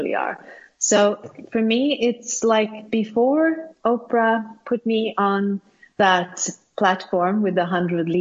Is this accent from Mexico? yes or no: no; Sweden; English is a second language; I am born and raised in Sweden, and I've been living here all my life